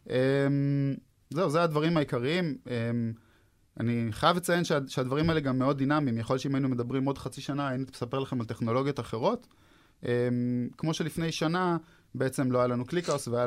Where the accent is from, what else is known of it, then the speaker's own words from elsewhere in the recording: Haifa, Haifa District, Israel; הם אחד מהם בחיפה, שם גדלתי אגב